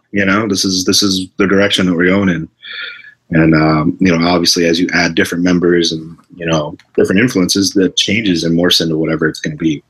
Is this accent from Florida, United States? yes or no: yes; Port Charlotte, Florida, United States; moved away as an adult; also born or lived in Detroit, Michigan; now in Boston, United States; I grew up in Port Charlotte, Florida.